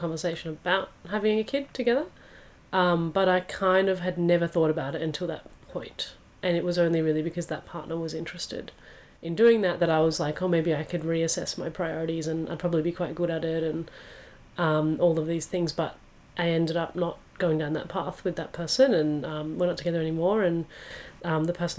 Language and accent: English; Perth, Western Australia, Australia; where I grew up in Perth